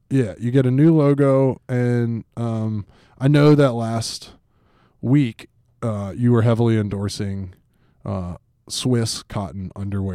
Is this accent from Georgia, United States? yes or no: yes; Atlanta, Georgia, United States; I grew up in Atlanta, uh, in football country, and that's my team